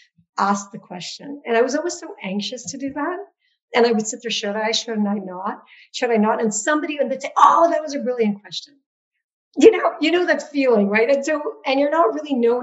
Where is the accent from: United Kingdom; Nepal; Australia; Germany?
Nepal; now in United States; Growing up in Nepal, I was a majority person in a majority country